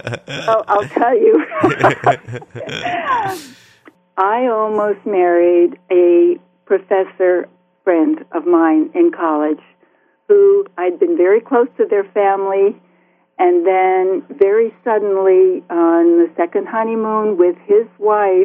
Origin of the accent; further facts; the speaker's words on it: Bloomfield, New Jersey, United States; moved away as an adult; also born or lived in Iowa City, Iowa / Crow Creek Reservation, South Dakota / South Carolina / Samoa; I grew up in Bloomfield, New Jersey in the 40s and 50s.